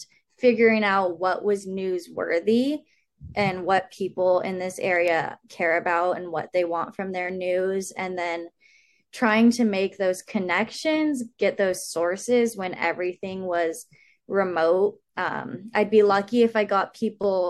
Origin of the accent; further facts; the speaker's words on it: Sacramento, California, United States; moved away as an adult; now in Santa Barbara, United States; I grew up in Sacramento